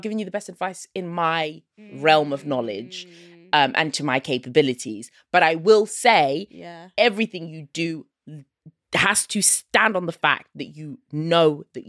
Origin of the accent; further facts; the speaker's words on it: Zimbabwe; I am Southern African. Yeah, I'm from Zimbabwe.